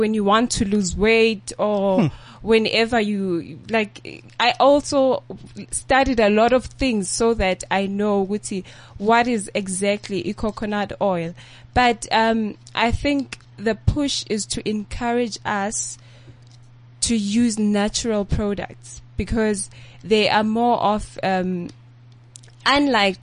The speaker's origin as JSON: {"language": "English", "town": "Tembisa", "region": "Gauteng", "country": "South Africa", "tie": "born or raised there", "said": "I was born in Tembisa"}